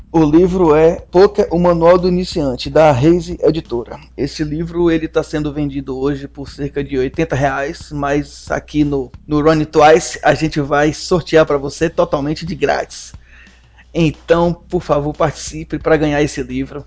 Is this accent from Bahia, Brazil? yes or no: yes; Salvador, Bahia, Brazil; moved away as an adult; now in Juazeiro, Brazil; nós somos de Salvador, né? Ele hoje ainda está em Salvador, eu estou morando em Juazeiro, né? Precisei me mudar para cá